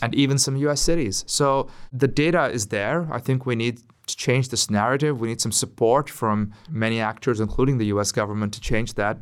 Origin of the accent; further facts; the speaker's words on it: Karachi, Sindh, Pakistan; in Karachi, in my hometown